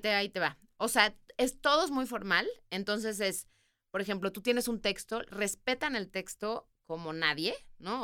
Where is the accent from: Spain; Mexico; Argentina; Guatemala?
Mexico; moved away as an adult; also born or lived in England / New York; Y yo como buena mexicana